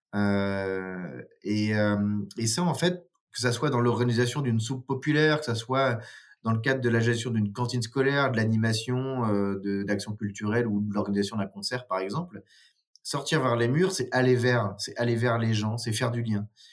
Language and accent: French; Nord, Hauts-de-France, France; moved away as an adult; now in Dijon, France; je suis originaire du Nord, mais j'habite à, à Dijon depuis 15 ans maintenant